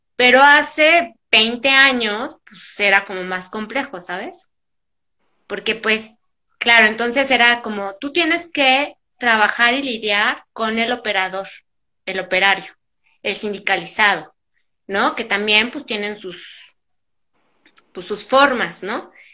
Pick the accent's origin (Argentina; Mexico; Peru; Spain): Mexico; Tlalnepantla, State of Mexico; also born or lived in Monterrey; yo nací por trabajo de mi papá en Monterrey, pero desde muy chiquita nos venimos aquí a, pues a la ciudad. Pero en realidad yo crecí en el Estado de México, en Tlalnepantla